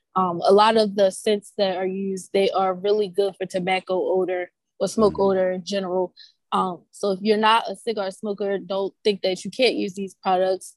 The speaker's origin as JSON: {"language": "English", "town": "Baltimore", "region": "Maryland", "country": "United States", "tie": "born or raised there", "said": "I am from Baltimore, born and raised"}